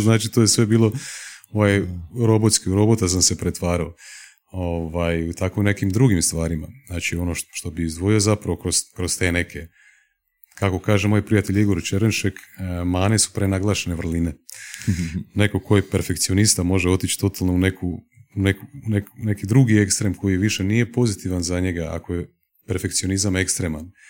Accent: Osijek, Osijek-Baranja County, Croatia; moved away as an adult; also born or lived in Slavonski Brod; now in Zagreb, Croatia; odrastao sam u Osijeku.

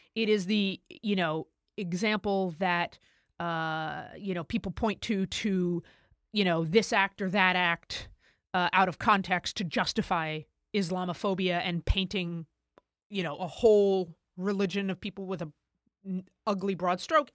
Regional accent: United States; as an American

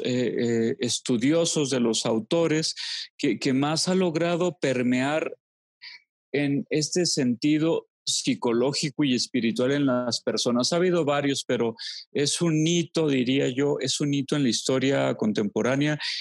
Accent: Los Altos de Jalisco, Mexico; moved away; also born or lived in Monterrey / Durango; volví a mis queridísimos Saltos de Jalisco después de, después de 20 años de haberme ido. Eh, fue, bello reencontrarme con mi mamá

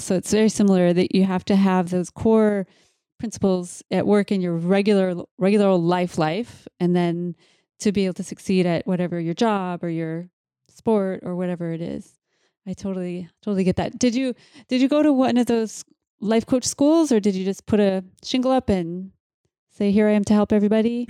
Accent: Mankato, Minnesota, United States; I was born in Mankato

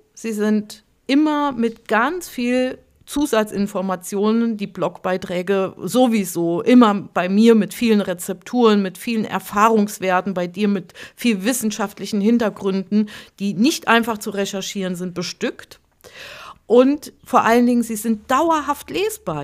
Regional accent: Hunsrück, Rhineland-Palatinate, Germany; meine Heimat, mein Heimatdorf, das war so wunderschöne Nebelschwaden gehüllt

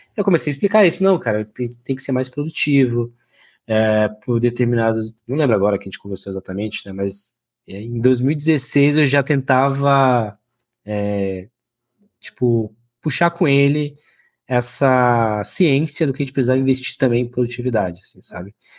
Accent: Oiapoque, Amapá, Brazil; moved away; eu venho numa cidade chamada Oiapoque Amapá, né, no extremo norte do Brasil aí

